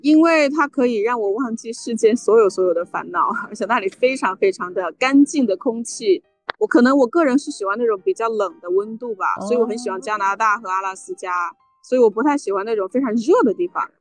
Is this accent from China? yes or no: yes; China; 因为我当时辞职的时候是在中国的时候